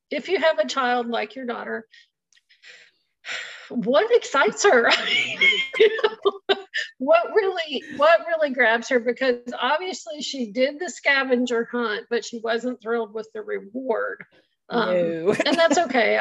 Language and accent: English; Virginia, East Coast, United States; moved away; I'm from the East Coast too, and I lived in Virginia as a child